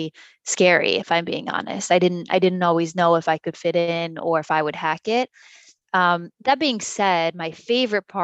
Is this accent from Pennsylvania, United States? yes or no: no; Westchester County, outside New York City, United States; Growing up, I grew up in outside of New York City, in the suburbs in Westchester County